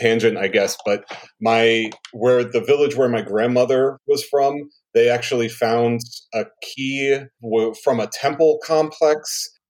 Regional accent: Hudson River, New York, United States; I grew up on the Hudson River in actually the house that my grandfather and grandmother lived

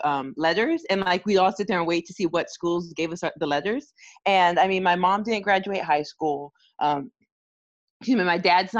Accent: Arizona, United States; moved away as an adult; also born or lived in Canada / Michigan; So I was born in Canada, raised in Arizona.

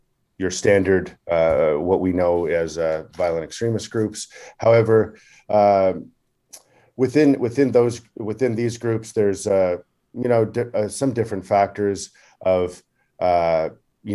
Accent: Canada; growing up in Canada, as a youth, I played hockey

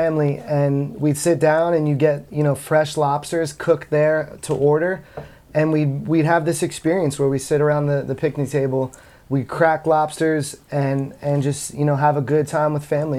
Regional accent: Massachusetts, United States; also born or lived in Maine; I grew up in Massachusetts

